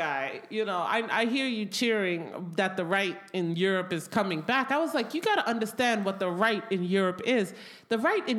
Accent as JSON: {"language": "English", "country": "United States", "tie": "born or raised there", "said": "growing up as an American with capitalism"}